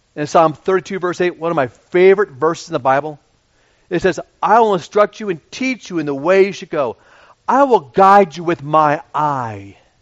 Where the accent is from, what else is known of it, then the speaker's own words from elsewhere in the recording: Radnor, Pennsylvania, United States; I grew up in Radnor and went to Radnor High School